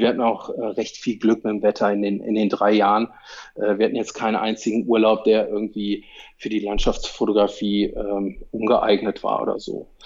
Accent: Cologne, North Rhine-Westphalia, Germany; moved away as an adult; Ich bin auch Kölner, habe jetzt 40 Jahre dort gewohnt

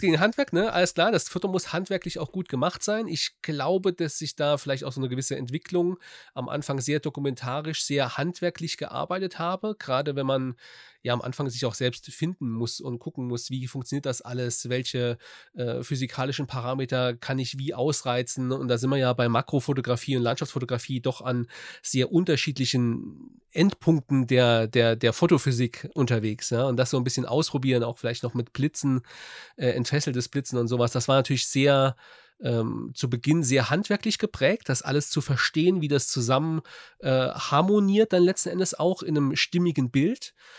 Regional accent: Saarland, Germany; ich komme aus dem Saarland, ähm, Südwesten von Deutschland

